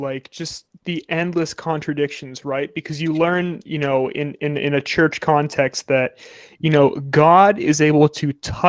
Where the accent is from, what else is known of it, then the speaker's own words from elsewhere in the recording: Pittsburgh, Pennsylvania, United States; We're from Pittsburgh.